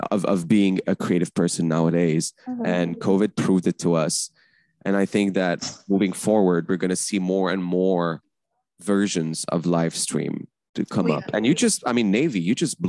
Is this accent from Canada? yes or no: yes; Canada; also born or lived in Lebanon / Paris; me being Canadian